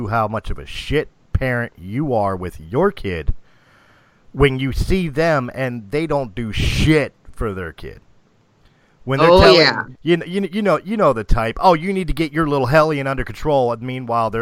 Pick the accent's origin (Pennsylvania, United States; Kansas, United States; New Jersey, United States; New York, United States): Pennsylvania, United States; Philadelphia; I grew up in Philadelphia.